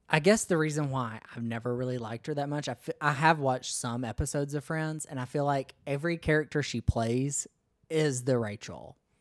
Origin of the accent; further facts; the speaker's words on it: United States; I'm ashamed to say that I'm from the United States